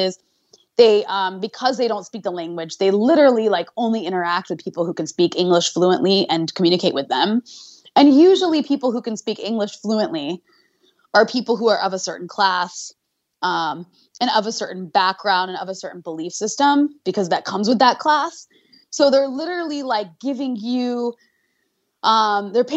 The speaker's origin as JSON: {"language": "English", "country": "United States", "tie": "born or raised there", "said": "I grew up in the US, I'm American culturally"}